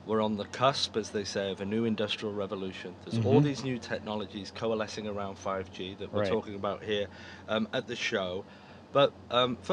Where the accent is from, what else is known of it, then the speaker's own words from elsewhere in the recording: Canada; my home country of Canada